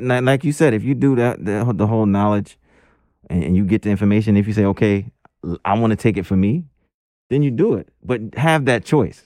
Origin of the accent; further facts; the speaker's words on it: New York City, New York, United States; growing up in Crown Heights